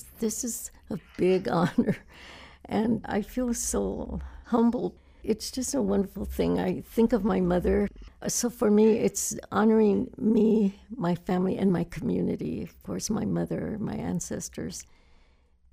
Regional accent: Los Angeles, California, United States; I am from East LA, a woman who, with 9 children, my mother's humble beginnings and mine too

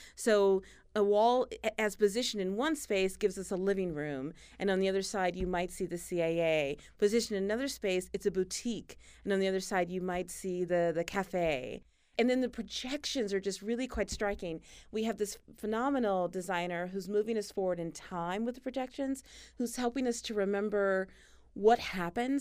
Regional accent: Tennessee Colony, Texas, United States; I grew up in East Texas, this tiny town. It's not even a town, really. There's more cows than people. It's called Tennessee Colony

